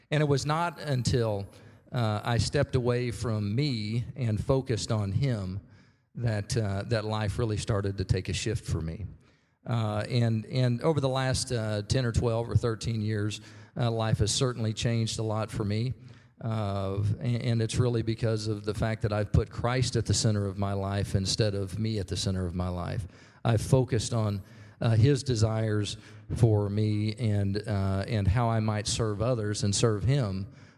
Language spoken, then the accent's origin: English; Norman, Oklahoma, United States; I was raised here in Norman. I went to Norman High.